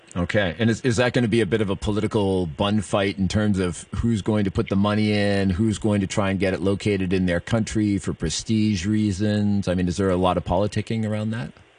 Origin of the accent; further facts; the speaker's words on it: Canada; I'm Canadian